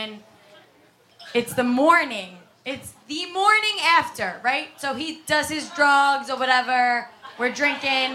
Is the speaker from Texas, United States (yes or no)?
no; New York City, New York, United States; I'm from Staten Island, so I curse a lot